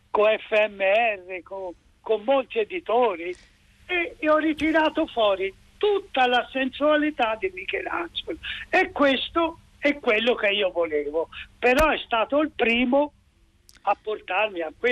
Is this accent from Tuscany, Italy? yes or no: yes; Tuscany, Italy; mi dato che sono toscano